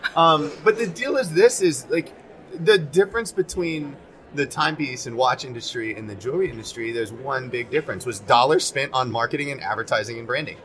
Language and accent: English; Arlington, Texas, United States; also born or lived in South Korea; now in New York, United States; Lived, grew up in Arlington, Texas